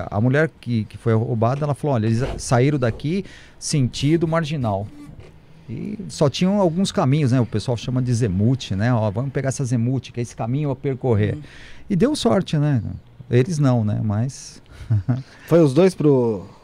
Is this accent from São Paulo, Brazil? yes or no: yes; São Paulo, Brazil; Eu estive no Guarujá, sou de São Paulo, estou fazendo um trabalho em São Paulo, Guarujá, Praia Grande